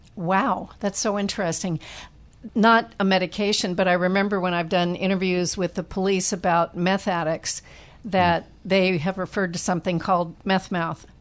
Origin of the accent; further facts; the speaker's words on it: San Francisco Bay Area, California, United States; now in Hawaii, United States; I grew up in the San Francisco Bay Area, and I know our water was fluoridated